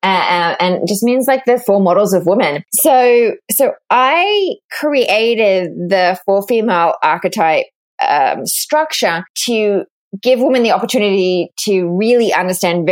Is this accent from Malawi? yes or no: no; Australia; accent: Australian; moved away as an adult; also born or lived in London, United Kingdom; now in New York, United States; I grew up in Australia